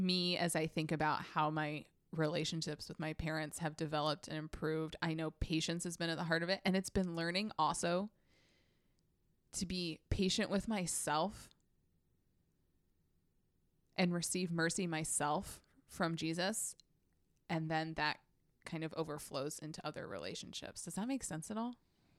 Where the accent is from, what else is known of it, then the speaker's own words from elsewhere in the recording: Salisbury, North Carolina, United States; Cheerwine, please. I'm from Salisbury.